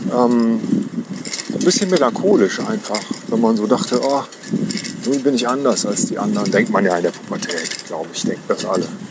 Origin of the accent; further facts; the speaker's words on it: village near Cologne, North Rhine-Westphalia, Germany; wir sind äh, dörflich groß geworden